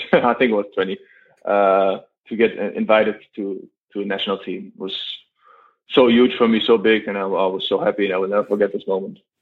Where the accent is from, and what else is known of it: Germany; moved away as an adult; now in Zaragoza, Spain